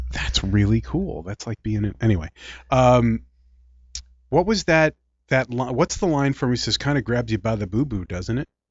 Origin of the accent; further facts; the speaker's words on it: Philadelphia, Pennsylvania, United States; accent: Philly; also born or lived in Clementon, New Jersey; my Philly accent is really showing now.